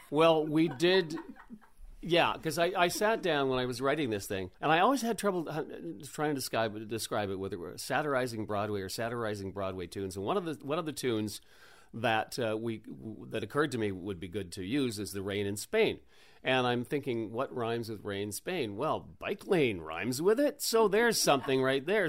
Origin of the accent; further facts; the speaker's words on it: Oak Bay, British Columbia, Canada; I grew up in Oak Bay